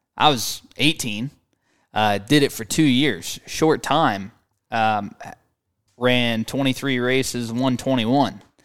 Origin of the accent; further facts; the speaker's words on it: St. Louis, Missouri, United States; I grew up in Saint Louis, Missouri.